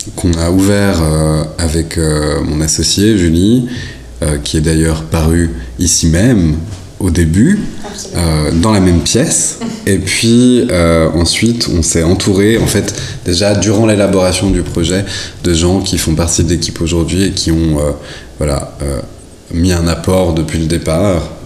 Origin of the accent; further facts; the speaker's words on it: La Chaux-de-Fonds, Neuchâtel, Switzerland; je suis né à La Chaux-de-Fonds